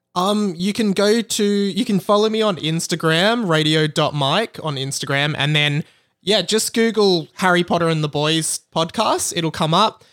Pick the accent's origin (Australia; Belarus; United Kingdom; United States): Australia; I'm Australian